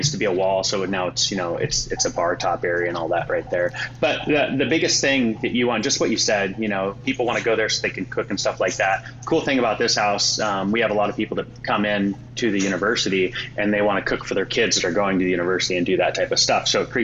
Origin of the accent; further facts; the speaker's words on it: Oregon, United States; we're from Oregon